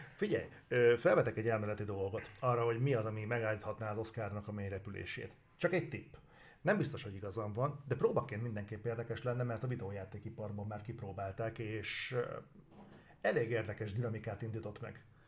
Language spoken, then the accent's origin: Hungarian; Hungary